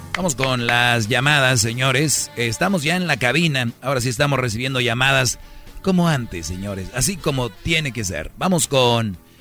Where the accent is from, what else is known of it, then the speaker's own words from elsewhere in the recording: San Nicolás de los Garza, Nuevo León, Mexico; nacido en San Nicolás de los Garza, en Monterrey, Nuevo León